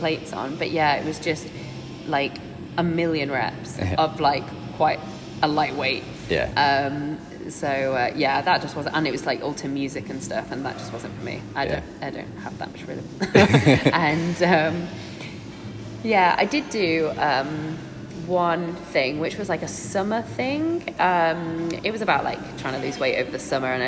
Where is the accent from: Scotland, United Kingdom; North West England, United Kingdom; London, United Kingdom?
North West England, United Kingdom; the Wirral; moved away as an adult; now in Cambridge, United Kingdom; I'm from the Wirral.